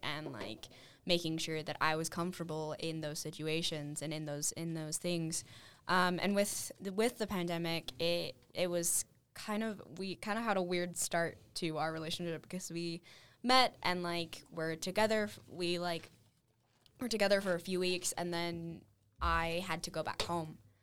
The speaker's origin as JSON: {"language": "English", "town": "Salt Lake City", "region": "Utah", "country": "United States", "moved": "yes", "lives_now": "Cedar City, United States", "said": "I'm from Salt Lake originally"}